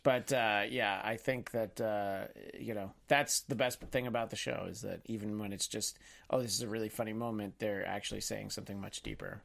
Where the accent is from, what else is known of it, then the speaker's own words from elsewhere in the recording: United States; we as an American society